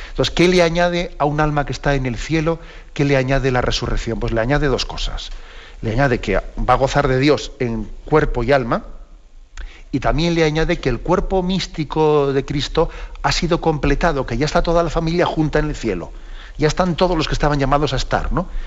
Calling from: Cádiz, Andalusia, Spain; de Cádiz.

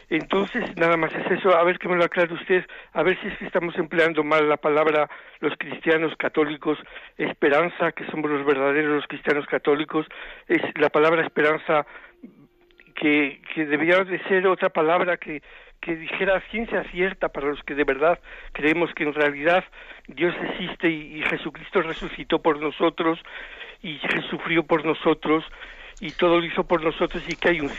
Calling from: Zamora, Castile and León, Spain; Yo soy de Zamora, Padre Munilla.

